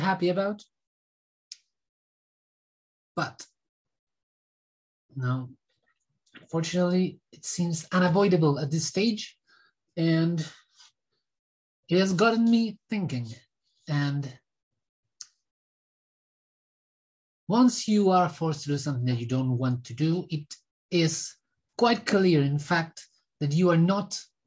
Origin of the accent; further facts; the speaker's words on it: Argentina; I was born in Argentina